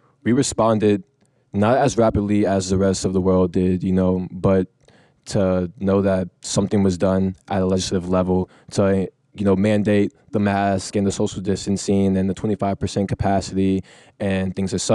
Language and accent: English; Fort Bend, Texas, United States; I came from Fort Bend, where a lot of my friends were first generation Irani, first generation Pakistani